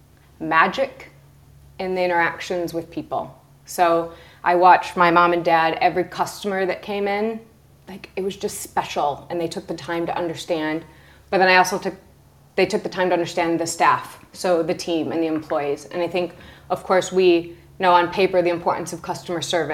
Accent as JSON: {"language": "English", "town": "Lansing", "region": "Michigan", "country": "United States", "tie": "born or raised there", "also_born_or_lived": "Arizona / Chicago", "moved": "as an adult", "lives_now": "London, United Kingdom", "said": "My first job, I was a receptionist at my mom and dad's beauty salon in my tiny town in Lansing, Michigan. I worked there through high school"}